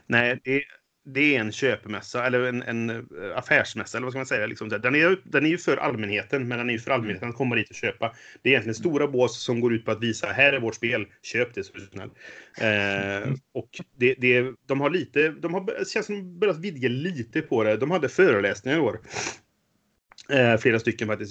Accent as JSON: {"language": "Swedish", "town": "Trollhättan", "region": "Västra Götaland", "country": "Sweden", "moved": "yes", "said": "jag kom från Trollhättan från början, så mitt gamla Trollhätte-spelgäng"}